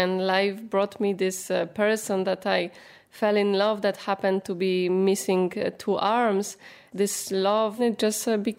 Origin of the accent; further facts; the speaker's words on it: Poland; moved away as an adult; also born or lived in France; now in Lyon, France; I am originally from Poland. I moved to France 10 years ago.